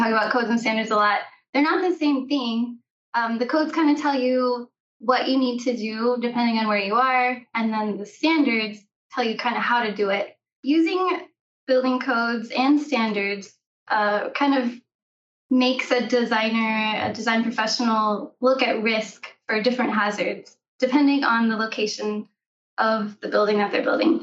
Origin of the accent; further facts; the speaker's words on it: Oklahoma, United States; I grew up in Oklahoma